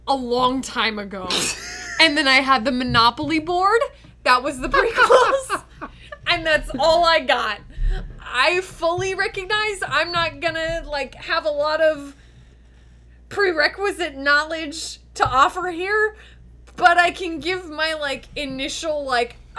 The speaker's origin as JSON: {"language": "English", "country": "United States", "said": "an American"}